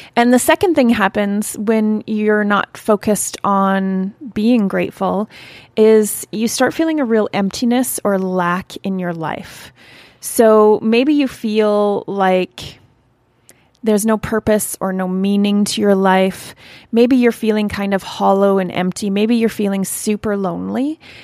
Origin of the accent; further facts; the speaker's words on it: Canada; I'm from Canada